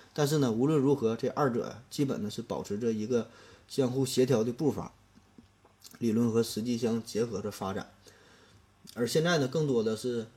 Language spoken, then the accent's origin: Chinese; China; 对于我们中国人而言